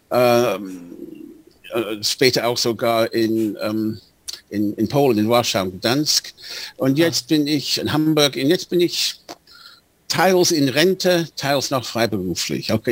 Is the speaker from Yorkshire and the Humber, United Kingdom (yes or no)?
yes; Bradford, Yorkshire and the Humber, United Kingdom; ich bin in dieser kleinen liberalen jüdischen Gemeinde aufgewachsen in Bradford. Viele Menschen dort waren aus osteuropäischer Herkunft.